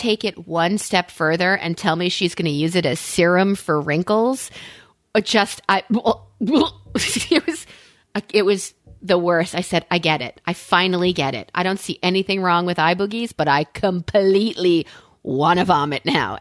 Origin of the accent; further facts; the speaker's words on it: Long Island, New York, United States; also born or lived in Delaware; now in Pennsylvania, United States; growing up in New York